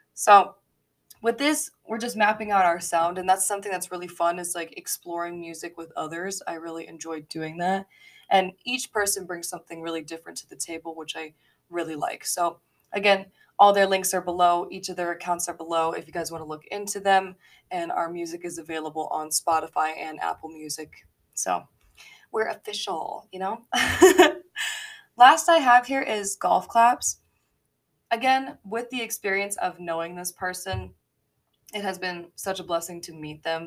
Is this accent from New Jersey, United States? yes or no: no; Colorado Springs, Colorado, United States; now in Denver, United States; I was born in the Springs